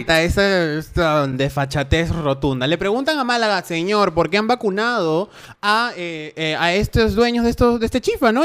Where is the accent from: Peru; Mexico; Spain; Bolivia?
Peru; soy el niño peruano